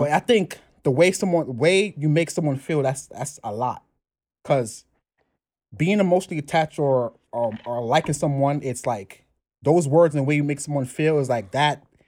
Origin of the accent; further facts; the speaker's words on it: New York City, New York, United States; also born or lived in Brooklyn, New York; from the Bronx, New York. I've been in the Bronx all my life. Now in Brooklyn